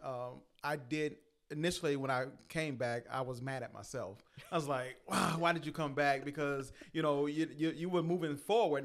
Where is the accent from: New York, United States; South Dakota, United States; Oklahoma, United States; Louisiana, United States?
Louisiana, United States; we're from Louisiana